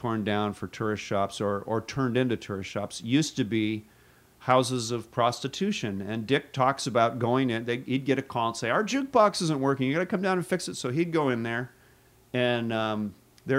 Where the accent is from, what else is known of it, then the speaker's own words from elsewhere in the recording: Seattle, Washington, United States; now in Juneau, United States; I was from Seattle, the big city. I came to a small town at the height of the pipeline boom.